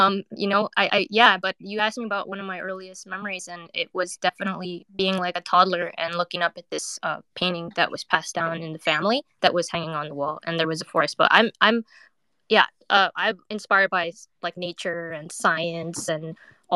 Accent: West Coast, United States; also born or lived in Thailand; now in New York, United States; I'm a Asian American artist. I'm originally from the West Coast, but I lived in New York for 20 years

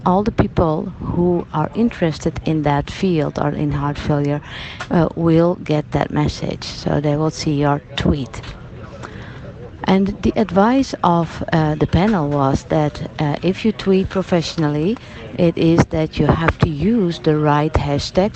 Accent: Netherlands; I'm from the Netherlands

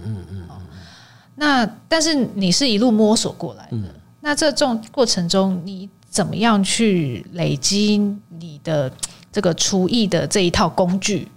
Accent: Taiwan; 我身为一个台湾人

